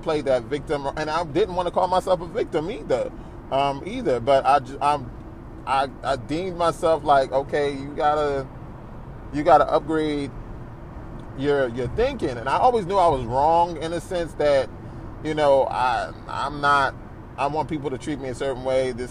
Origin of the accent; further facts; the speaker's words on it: New Jersey, United States; also born or lived in Philadelphia; we moved over to South Jersey to a wonderful church where most of my rearing of church was in, and that is most of my upbringing